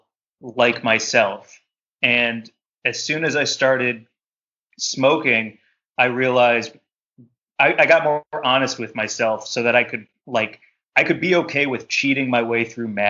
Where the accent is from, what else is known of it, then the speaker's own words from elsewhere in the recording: St. Louis, Missouri, United States; also born or lived in Chicago; now in Los Angeles, United States; I lived in Chicago for a really long time before I moved to LA, but growing up in St. Louis